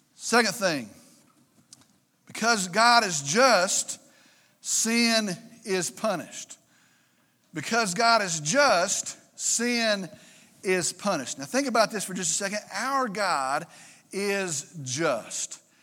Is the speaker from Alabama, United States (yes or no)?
no; Vernon, Texas, United States; They came from Vernon. They came from Wilbarger County. That's my hometown.